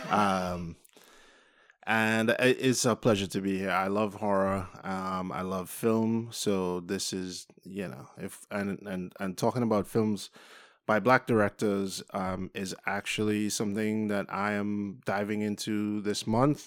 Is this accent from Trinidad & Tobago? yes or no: yes; Trinidad & Tobago; I have an accent, so I'm not from the U.S. I'm from Trinidad and Tobago